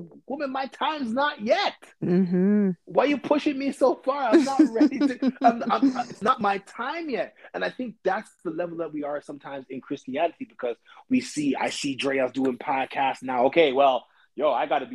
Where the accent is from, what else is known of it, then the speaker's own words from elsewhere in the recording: Toronto, Ontario, Canada; we come from Scarborough